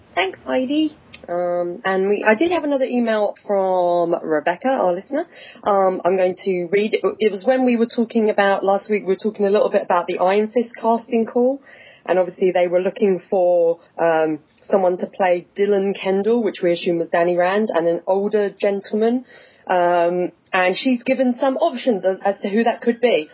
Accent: England, United Kingdom; accent: English; I'm in England. I'm from the town. I, I'm working in the town I was born in that everyone has this accent

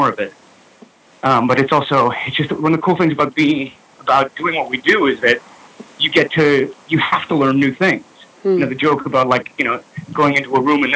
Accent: New York City, New York, United States; I grew up in New York City.

